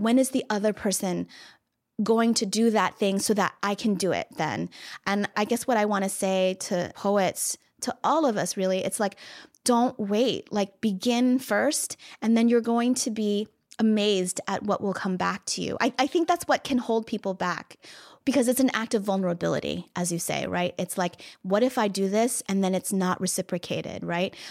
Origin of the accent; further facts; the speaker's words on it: Virginia, United States; moved away; I'm from Virginia